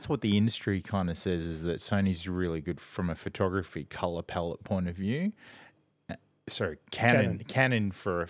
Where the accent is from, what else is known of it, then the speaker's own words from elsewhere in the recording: Singapore; also born or lived in Brunei / Indonesia; Oh, yeah. So I grew up in Southeast Asia.